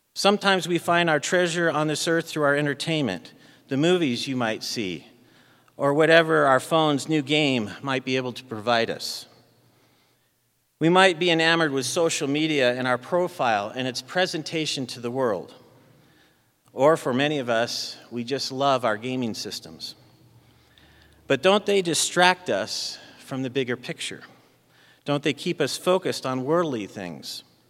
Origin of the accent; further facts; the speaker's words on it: Arizona, United States; moved away; I grew up in Arizona